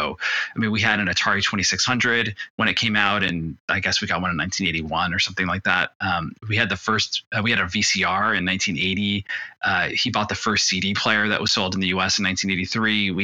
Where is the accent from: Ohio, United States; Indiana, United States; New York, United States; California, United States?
California, United States; also born or lived in Detroit, Michigan; I grew up in California, but my family's from South America originally